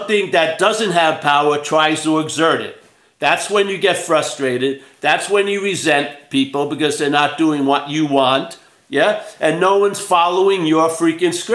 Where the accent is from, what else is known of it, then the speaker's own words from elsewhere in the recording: New York, United States; I'm from New York